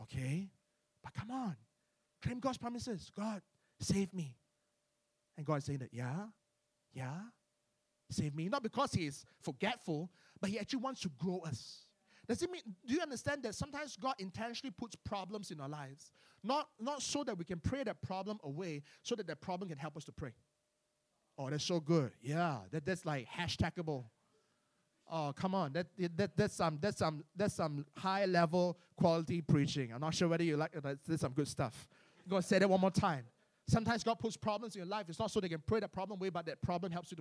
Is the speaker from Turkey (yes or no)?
no; Malaysia; I'm from Malaysia